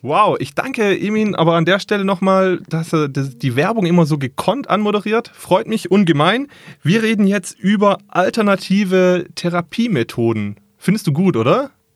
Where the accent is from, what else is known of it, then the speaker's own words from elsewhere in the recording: Ravensburg, Baden-Württemberg, Germany; bei uns in Ravensburg